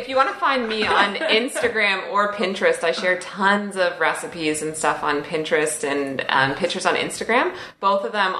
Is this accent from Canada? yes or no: yes; Canada; accent: Canadian; My Canadian accent.